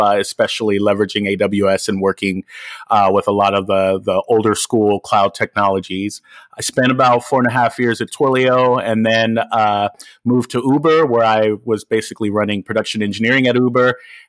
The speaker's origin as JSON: {"language": "English", "town": "Los Angeles", "region": "California", "country": "United States", "moved": "as an adult", "lives_now": "Bay Area, United States", "said": "I'm originally from Los Angeles, and for those of you that don't know, me and George actually know each other from LA from many, many years ago. And moved up to the Bay Area about 10 years ago."}